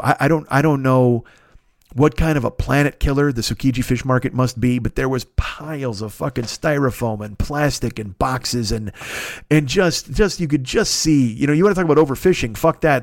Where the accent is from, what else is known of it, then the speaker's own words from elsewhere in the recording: United States; I was from America